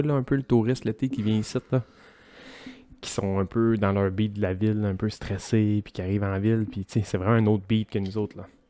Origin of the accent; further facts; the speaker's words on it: Grande-Rivière, Quebec, Canada; je viens de Grande-Rivière